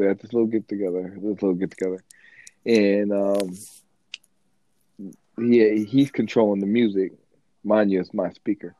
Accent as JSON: {"language": "English", "region": "the South", "country": "United States", "said": "I'm from the South"}